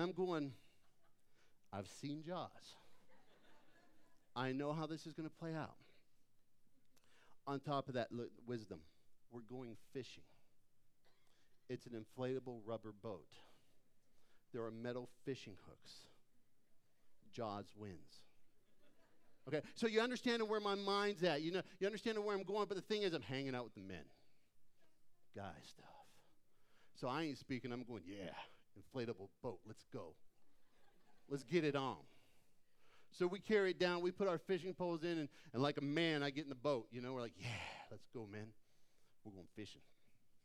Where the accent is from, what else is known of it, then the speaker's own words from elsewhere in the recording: Phoenix, Arizona, United States; moved away; I grew up in Phoenix